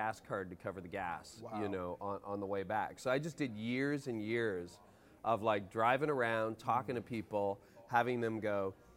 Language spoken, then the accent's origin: English; Canada; accent: Canadian; I'm Canadian